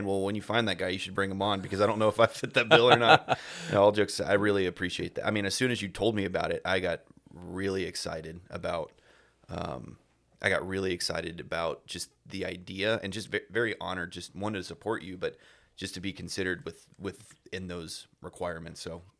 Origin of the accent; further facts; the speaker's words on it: Texas, United States; I'm proud Texan, you know, true blue Texan, just grown up in the small, you know, one light, cities of, okay. You know, just small town USA.